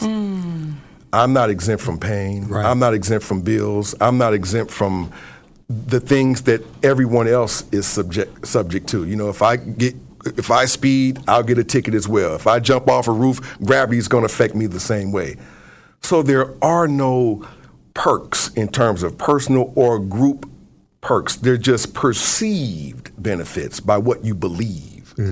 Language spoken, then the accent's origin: English; Cincinnati, Ohio, United States; also born or lived in Cleveland; I was born and raised in Ohio, and I was part of one of the largest churches in Cincinnati